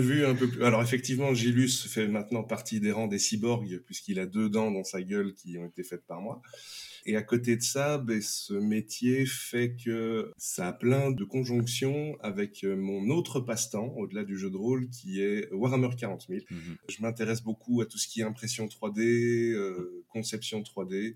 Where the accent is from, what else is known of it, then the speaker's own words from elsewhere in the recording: Belgium; je suis belge